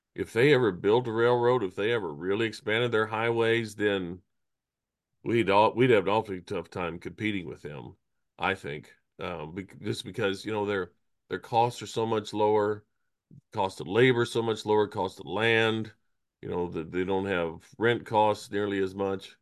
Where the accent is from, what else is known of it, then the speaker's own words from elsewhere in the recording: Kansas, United States; moved away; I grew up in Kansas, everything's on a square mile